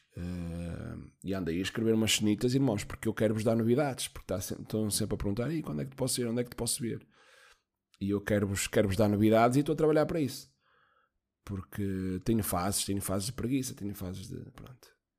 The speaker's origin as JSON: {"language": "Portuguese", "town": "Guimarães", "region": "Braga", "country": "Portugal", "tie": "born or raised there", "also_born_or_lived": "Póvoa de Varzim", "said": "nasci em Guimarães."}